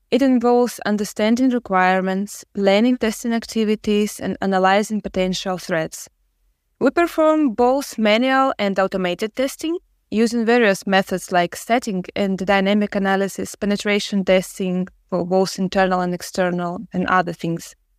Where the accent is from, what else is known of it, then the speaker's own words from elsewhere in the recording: Ukraine; I'm from Ukraine.